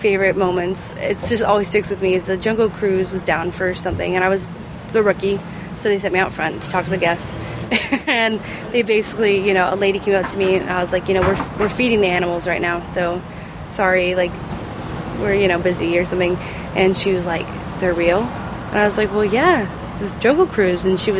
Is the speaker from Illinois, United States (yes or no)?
no; Indiana, United States; I grew up in Indiana